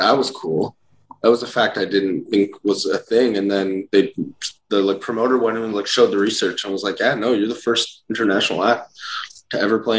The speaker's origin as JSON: {"language": "English", "country": "Canada", "said": "We're from Canada where like cities are like 16-hour drives apart."}